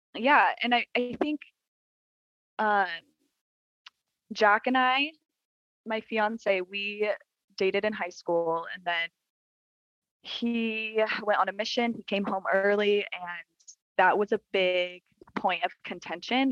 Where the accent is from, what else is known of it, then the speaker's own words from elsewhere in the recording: Utah, United States; So I was born in Utah